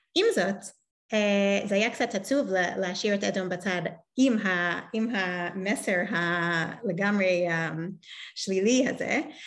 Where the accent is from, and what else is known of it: New York, United States; born or raised there; now in Israel